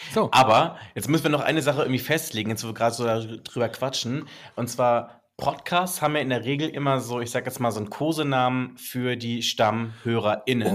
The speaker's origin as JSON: {"language": "German", "area": "Black Forest", "region": "Baden-Württemberg", "country": "Germany", "accent": "Swabian", "said": "bei uns im Schwarzwald."}